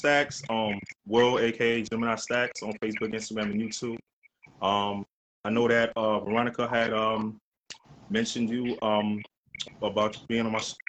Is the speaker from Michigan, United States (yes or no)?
no; New York City, New York, United States; I'm from the Lower East Side. I'm a licensed chef, about 20 years.